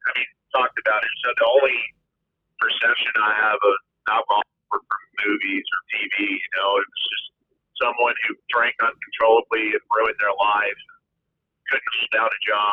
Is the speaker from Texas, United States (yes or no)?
yes; Lubbock, Texas, United States; moved away as an adult; now in Denver, United States; I'm from Lubbock, Texas, out in West Texas, born and raised. The first time I moved cities was to Denver July of 2016.